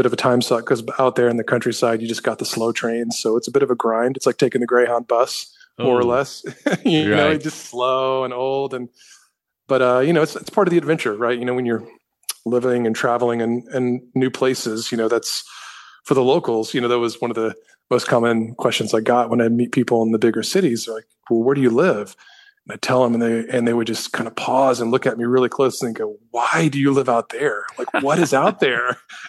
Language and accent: English; the South, United States; Because, you know, growing up in the South, you know, you can kind of be anonymous